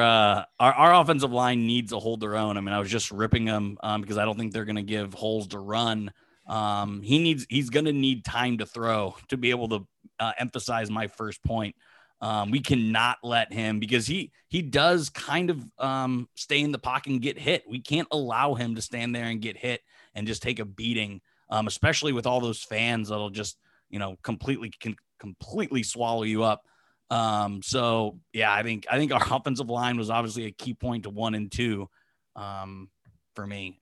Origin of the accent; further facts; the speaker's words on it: Pittsburgh, Pennsylvania, United States; I'm from Pittsburgh